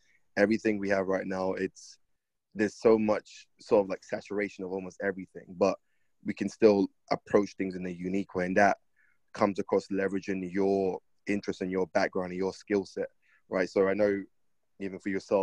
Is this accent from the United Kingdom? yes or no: yes; London, United Kingdom; I grew up in London